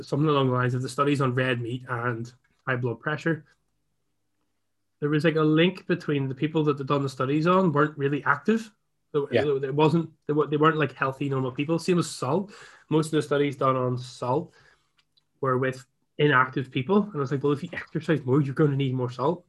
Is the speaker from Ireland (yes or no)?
yes; Ireland; I'm Irish